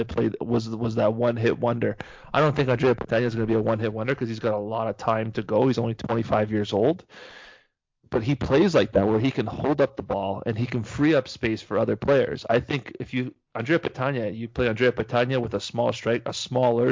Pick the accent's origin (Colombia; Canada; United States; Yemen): Canada; we're from Canada.